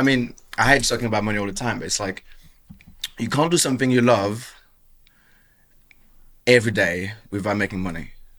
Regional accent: Bordeaux, Nouvelle-Aquitaine, France; accent: French; English is a second language; also born or lived in Marseille / Basque Country / Caribbean; Yeah, so mainly south of France. I was born in Marseille. I grew up in the Basque country, grew up in the Caribbean, where I'm from, where my dad's from, and Bordeaux, that's where I did my teenage years.

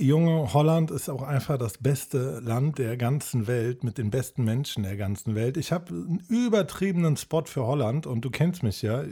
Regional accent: Cologne, North Rhine-Westphalia, Germany; als Kölner

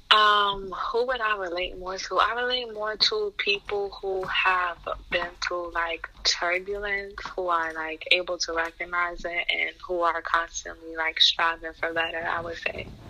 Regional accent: New York City, New York, United States; I was born and raised in Queens, New York

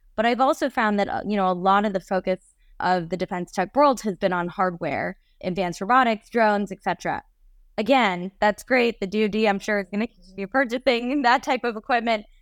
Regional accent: New York, United States; I grew up mostly in New York

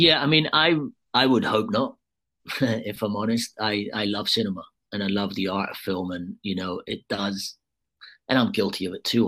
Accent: United Kingdom; I'm obviously a Brit

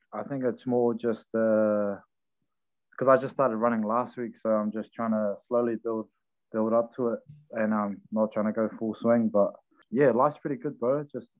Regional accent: Porirua, Wellington, New Zealand; I grew up in Porirua, Kennets Creek, the mighty Kennets Creek.

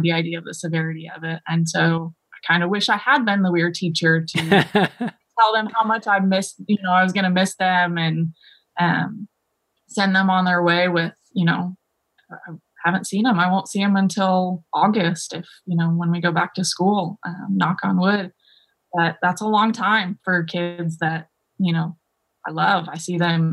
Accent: Detroit, Michigan, United States; now in Texas, United States; I grew up in Michigan, in Detroit

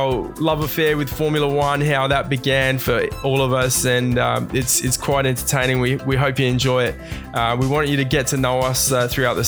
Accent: Adelaide, South Australia, Australia; We're all proud Aussies from Adelaide

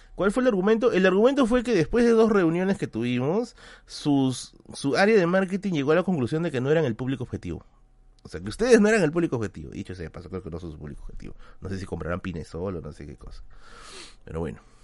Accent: Lima, Peru; yo soy de Villa El Salvador

